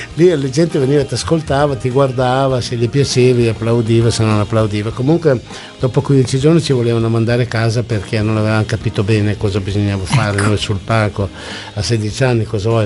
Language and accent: Italian; Emilia-Romagna, Italy; io sono emiliano